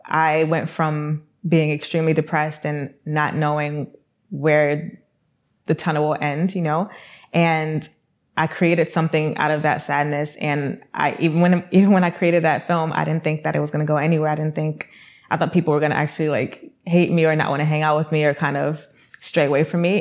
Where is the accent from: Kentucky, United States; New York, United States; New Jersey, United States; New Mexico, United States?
New York, United States; New York City; I am from New York City